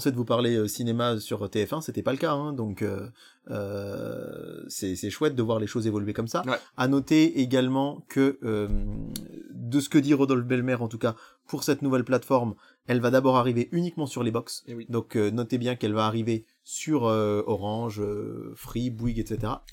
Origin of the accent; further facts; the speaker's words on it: France; chez nous en France